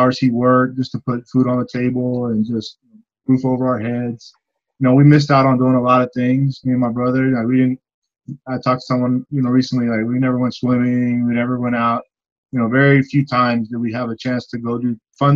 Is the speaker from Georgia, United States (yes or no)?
no; Austin, Texas, United States; I grew up in South Austin, Southeast Austin area. Went to Johnston High School.